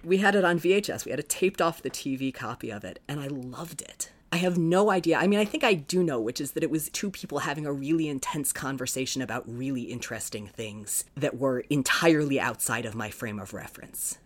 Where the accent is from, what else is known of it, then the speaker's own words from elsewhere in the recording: Sarasota, Florida, United States; also born or lived in South Bend, Indiana; I was born in South Bend. I lived there until um, a little before I turned seven, and then spent the rest of my childhood in Sarasota